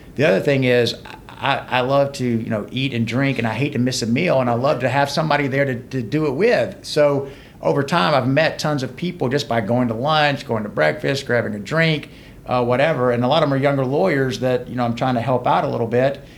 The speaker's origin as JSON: {"language": "English", "town": "LaGrange", "region": "Georgia", "country": "United States", "tie": "born or raised there", "also_born_or_lived": "Conyers, Georgia / Macon, Georgia / Athens, Georgia", "lives_now": "Atlanta, United States", "said": "I grew up in LaGrange, Georgia, a little small town. Uh, went to uh, high school in Rockdale County, Conyers."}